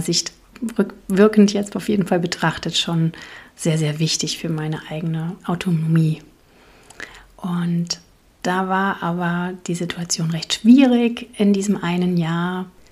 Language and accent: German; East Germany, Germany; now in Palatinate, Germany; in der DDR, wo ich groß geworden bin